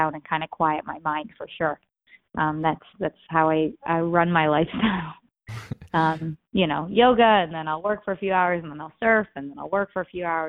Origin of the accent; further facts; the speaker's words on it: Michigan, United States; moved away as an adult; also born or lived in Austin, Texas / Chicago, Illinois / Baltimore, Maryland; now in San Diego, United States; I'm from Michigan, but I live in San Diego in California.